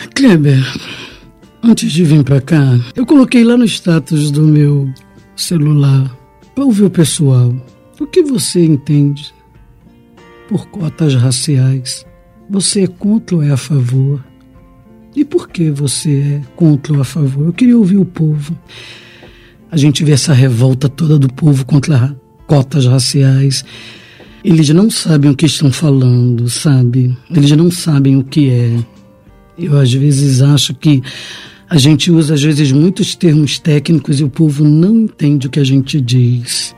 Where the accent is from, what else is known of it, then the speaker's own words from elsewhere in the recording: Duque de Caxias, Rio de Janeiro, Brazil; eu sou moradora de Baixada, sou do Pantanal, Caxias